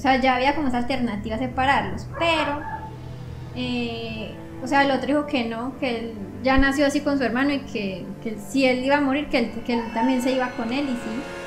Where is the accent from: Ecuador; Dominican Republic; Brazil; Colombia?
Colombia; moved away; lo que tenemos en nuestro país